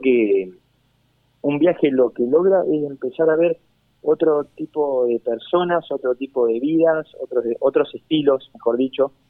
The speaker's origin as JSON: {"language": "Spanish", "country": "Argentina"}